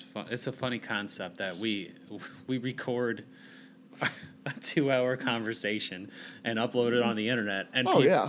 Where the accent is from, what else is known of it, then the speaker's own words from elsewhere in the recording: Hebron, Indiana, United States; now in Valparaiso, United States; I grew up in Hebron, obviously, which you and most of our listeners know, and it's a very small town, a very small, ignorant piece of shit town with nothing there. And me moving to Valpo was the best thing that happened for me.